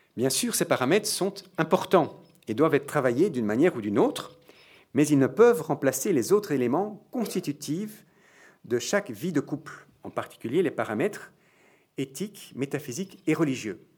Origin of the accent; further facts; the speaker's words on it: Belgium; je suis belge